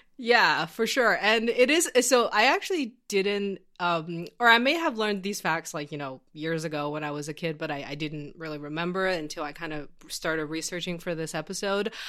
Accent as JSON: {"language": "English", "town": "Xi'an", "region": "Shaanxi", "country": "China", "tie": "born or raised there", "moved": "yes", "said": "I grew up in this city called Xi'an, uh, which is in Shanxi Province"}